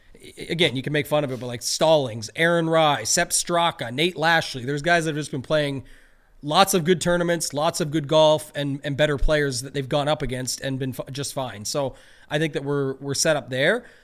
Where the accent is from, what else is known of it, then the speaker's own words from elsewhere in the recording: Canada; I'm a Canadian